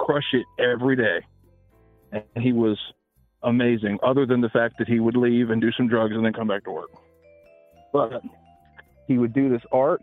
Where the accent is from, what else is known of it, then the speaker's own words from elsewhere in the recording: Memphis, Tennessee, United States; I'm born and raised in Memphis